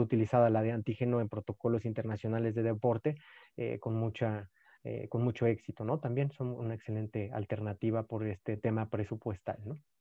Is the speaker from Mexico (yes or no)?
yes; Mexico; como mexicanos